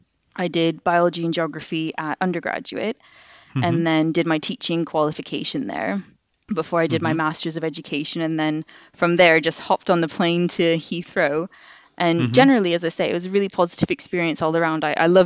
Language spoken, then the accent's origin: English; Canada; now in England, United Kingdom; Well, I as you can probably tell, I've got a bit of an accent. So I moved over to England from Canada about 8 years ago.